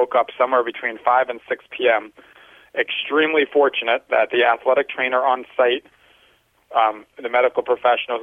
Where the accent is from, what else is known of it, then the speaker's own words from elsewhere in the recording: Long Island, New York, United States; When I was a 16-year-old high school track athlete, I was from Long Island